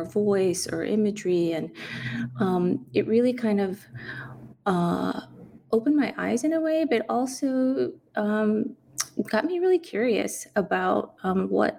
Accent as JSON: {"language": "English", "town": "San Antonio", "region": "Texas", "country": "United States", "tie": "born or raised there", "moved": "yes", "said": "Growing up in San Antonio"}